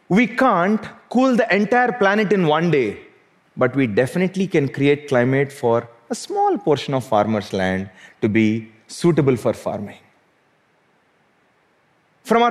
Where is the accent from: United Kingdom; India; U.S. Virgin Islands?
India; South India; Growing up in South India